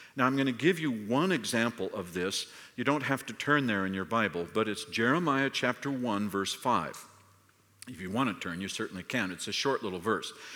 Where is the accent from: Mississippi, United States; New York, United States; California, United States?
California, United States; I'm from California